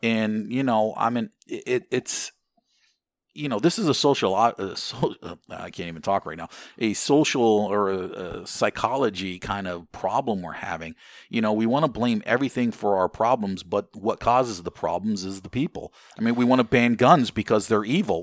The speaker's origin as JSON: {"language": "English", "country": "United States", "said": "as an American"}